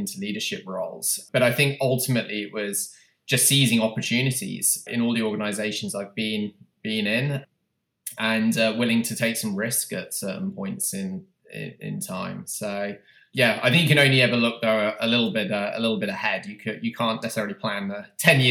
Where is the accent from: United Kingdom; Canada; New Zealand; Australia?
United Kingdom; moved away as an adult; now in United States; I'm obviously from the UK, you can tell from my accent